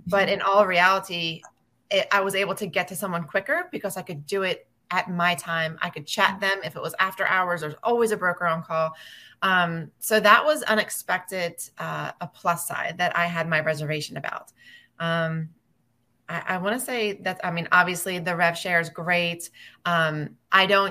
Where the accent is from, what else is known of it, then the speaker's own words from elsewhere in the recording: right outside of Philadelphia, PA, Pennsylvania, United States; moved away as an adult; I'm originally from right outside of Philadelphia, PA. Moved from there after I graduated high school